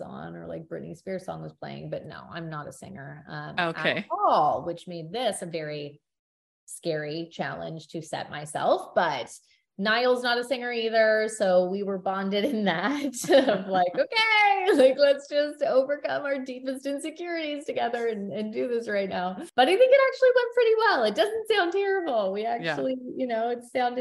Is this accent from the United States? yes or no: no; Canada; We're both Canadian